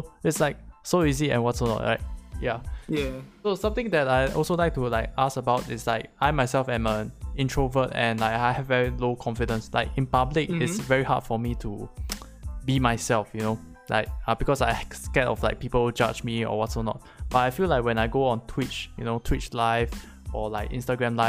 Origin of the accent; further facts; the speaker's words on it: Singapore; I'm from Singapore